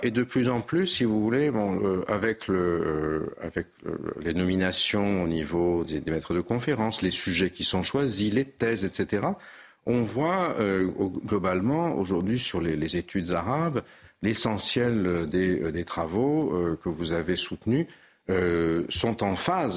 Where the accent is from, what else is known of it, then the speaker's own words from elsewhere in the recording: Nice, Provence-Alpes-Côte d'Azur, France; étant niçois